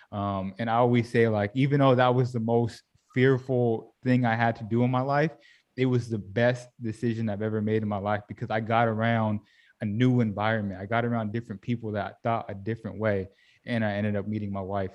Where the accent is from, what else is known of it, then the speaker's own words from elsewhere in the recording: Sacramento, California, United States; moved away as an adult; I grew up in Sacramento, California